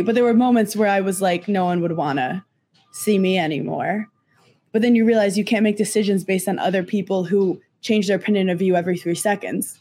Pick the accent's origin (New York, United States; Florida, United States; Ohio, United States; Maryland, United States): New York, United States; Brooklyn; I'm from Brooklyn